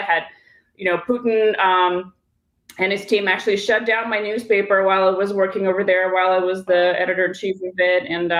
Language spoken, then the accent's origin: English; North Carolina, United States; also born or lived in Kyiv, Ukraine / Moscow, Russia; now in Washington, D.C., United States; I grew up in North Carolina and I spent about a decade abroad as a journalist and a writer. I was in the Middle East before I spent a very memorable 7 years in Moscow.